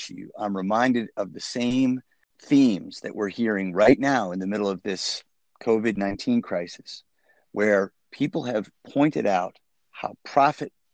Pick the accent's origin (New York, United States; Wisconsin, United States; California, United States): Wisconsin, United States; I grew up in Wisconsin